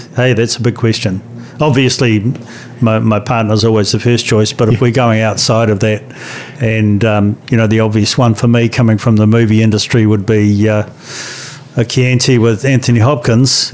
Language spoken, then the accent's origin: English; New Zealand; it's great being a New Zealander